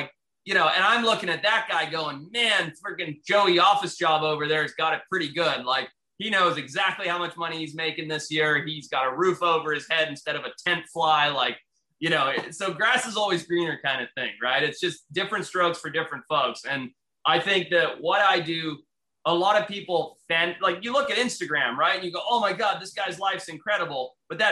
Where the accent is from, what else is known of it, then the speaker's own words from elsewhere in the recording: Zimbabwe; moved away; where I grew up in Zimbabwe, how my family had to leave the country, how we came here